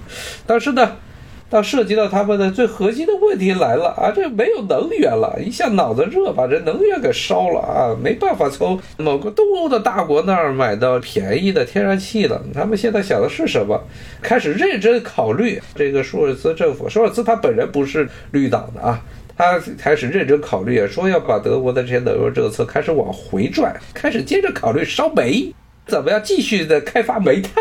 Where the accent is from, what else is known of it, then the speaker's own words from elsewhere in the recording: China; 特别是我中国人一般认为白左是假左，认为是皮左，皮左饶右。